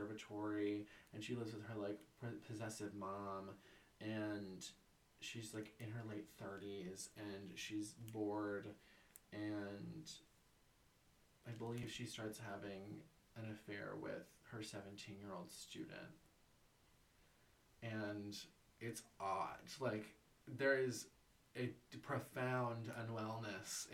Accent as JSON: {"language": "English", "country": "United States", "said": "as an American reader"}